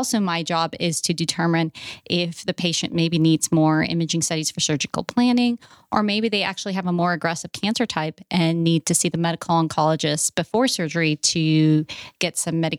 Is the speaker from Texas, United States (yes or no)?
no; Louisiana, United States; born there; Well, I was born in Louisiana and I kind of moved around a lot across the country.